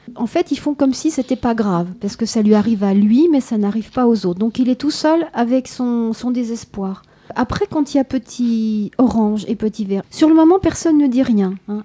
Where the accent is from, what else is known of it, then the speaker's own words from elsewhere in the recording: France; chez nous, en France